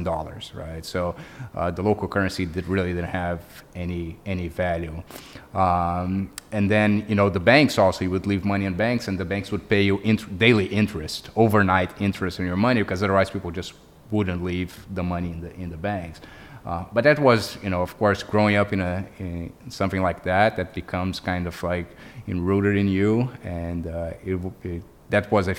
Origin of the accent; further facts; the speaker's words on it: Brazil; English is a second language; moved away as an adult; now in United States; I'm Brazilian, as I said. I grew up in Brazil, and then I came to the U.S.